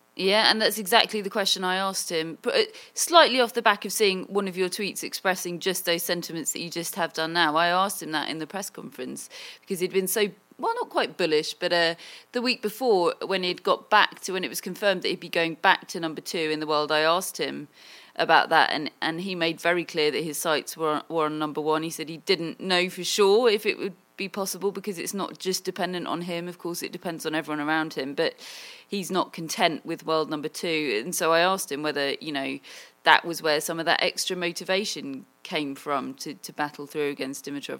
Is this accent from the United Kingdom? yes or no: yes; England, United Kingdom; I am, I am English